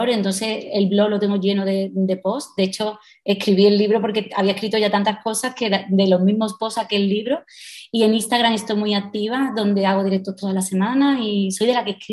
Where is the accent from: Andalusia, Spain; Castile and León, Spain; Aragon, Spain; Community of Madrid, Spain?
Andalusia, Spain; Seville; Aunque me digan …, soy sevillana y vivo